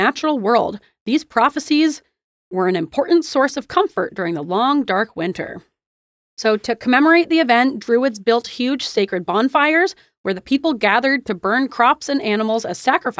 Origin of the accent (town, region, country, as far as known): United States